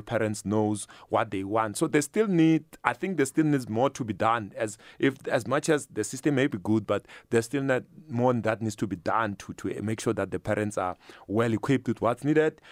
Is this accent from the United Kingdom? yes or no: no; Limpopo, South Africa; now in Gauteng, South Africa; I'm from Limpopo myself